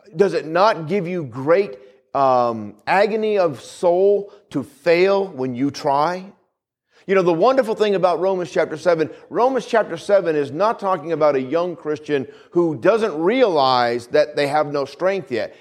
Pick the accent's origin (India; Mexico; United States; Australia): United States; New England; moved away; Where I grew up, where I grew up in New England